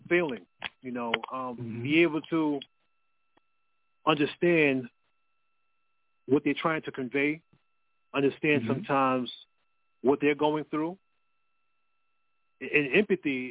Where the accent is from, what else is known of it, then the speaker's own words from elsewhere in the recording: New York City, New York, United States; I'm from Queens, New York